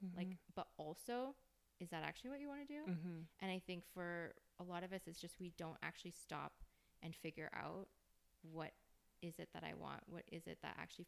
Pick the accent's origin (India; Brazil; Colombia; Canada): Canada; We're Canadian